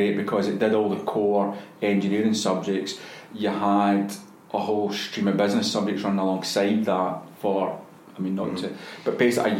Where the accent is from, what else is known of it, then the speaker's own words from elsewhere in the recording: Glasgow, Scotland, United Kingdom; also born or lived in Helensburgh; I was born in Helensburgh when my parents were living at the time, but we moved back to Glasgow when I was young, about four, I think. And we're in Springburn